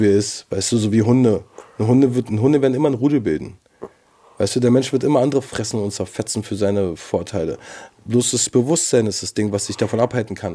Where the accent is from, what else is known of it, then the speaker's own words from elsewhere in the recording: Berlin, Germany; Ich bin Berliner